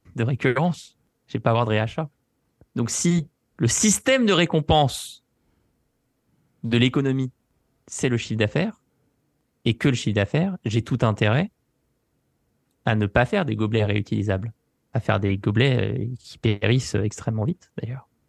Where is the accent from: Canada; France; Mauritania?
France; pour nous, la France